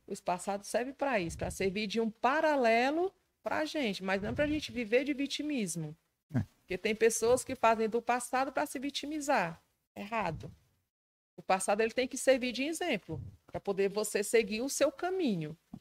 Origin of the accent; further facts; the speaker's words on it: Ceará, Brazil; o povo acha que eu não sou do Ceará